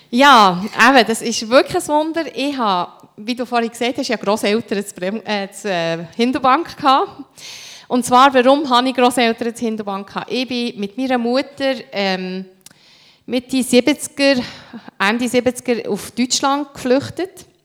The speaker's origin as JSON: {"language": "German", "town": "Beirut", "region": "Beirut Governorate", "country": "Lebanon", "tie": "born or raised there", "said": "ich bin in den Slums von Beirut aufgewachsen und aus unserem Quartier, wir sind 19 Jahre später, bin ich mit meinem Mann äh, in Libanon gegangen, habe ihm gezeigt, wo wir wohnen"}